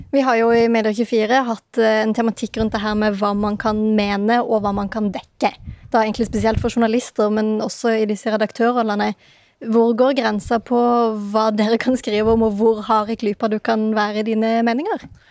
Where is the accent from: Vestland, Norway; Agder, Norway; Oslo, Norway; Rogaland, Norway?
Agder, Norway; Mandal; moved away; jeg er nemlig på besøk i min hjemby Mandal